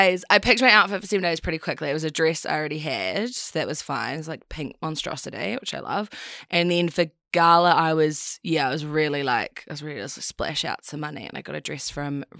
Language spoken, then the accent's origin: English; Christchurch, Canterbury, New Zealand; moved back to New Zealand, moved back to Christchurch.